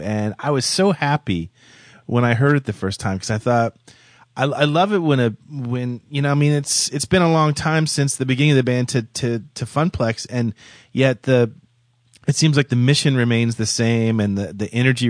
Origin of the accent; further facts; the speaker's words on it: Florida, United States; I grew up here in Florida, and I went to Gainesville and the University of Florida for college